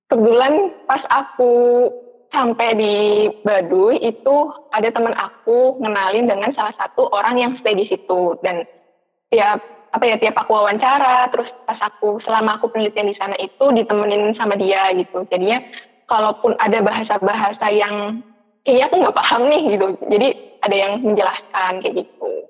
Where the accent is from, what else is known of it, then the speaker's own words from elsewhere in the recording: Purwokerto, Central Java, Indonesia; Terus finansial juga karena aku kan dari PWT ya terus harus bolak-balik beberapa kali ke Bandung juga gitu.